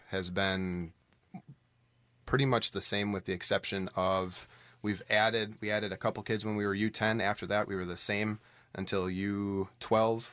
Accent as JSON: {"language": "English", "town": "Allenton", "region": "Wisconsin", "country": "United States", "tie": "born or raised there", "lives_now": "West Bend, United States", "said": "I grew up in Allenton, um, which is uh, on the Dodge County side of Allenton"}